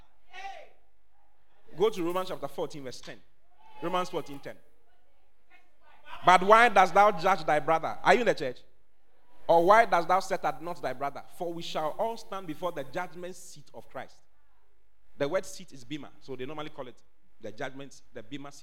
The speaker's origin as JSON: {"language": "English", "town": "Accra", "region": "Greater Accra", "country": "Ghana", "tie": "born or raised there", "moved": "as an adult", "lives_now": "Kumasi, Ghana", "said": "I was born and bred in Accra"}